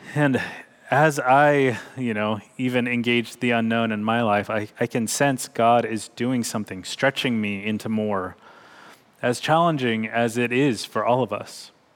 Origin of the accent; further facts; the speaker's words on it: Bakersfield, California, United States; growing up in Bakersfield, California